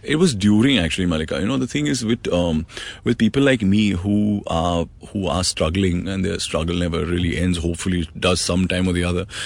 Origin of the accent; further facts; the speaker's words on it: Mumbai, Maharashtra, India; I grew up in Mumbai. I'm born and raised here.